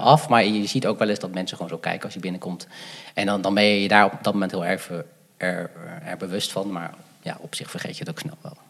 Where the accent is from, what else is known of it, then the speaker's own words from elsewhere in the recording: Gouda, South Holland, Netherlands; also born or lived in Sri Lanka; Ik ben opgegroeid in Gouda.